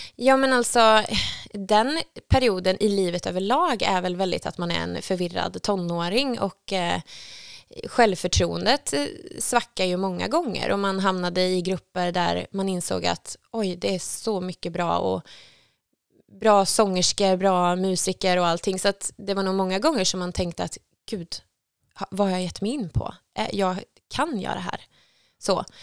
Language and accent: Swedish; Skövde, Västra Götaland, Sweden; Jag är uppväxt i Skövde